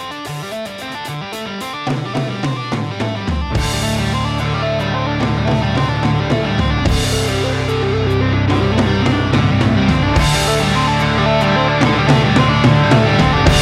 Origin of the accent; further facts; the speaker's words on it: Scotland, United Kingdom; now in Spokane, United States; born and raised in Scotland with me, so we grew up playing basketball together